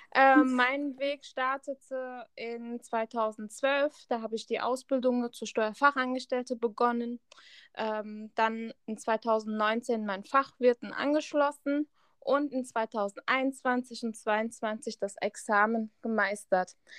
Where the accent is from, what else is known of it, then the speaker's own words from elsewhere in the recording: Hesse, Germany; Ich komme aus Hessen